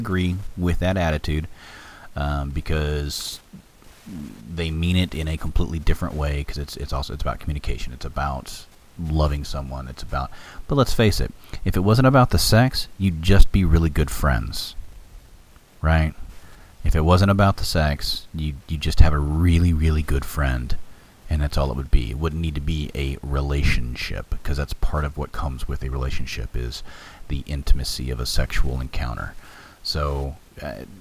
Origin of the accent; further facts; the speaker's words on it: Texas, United States; I'm a Texan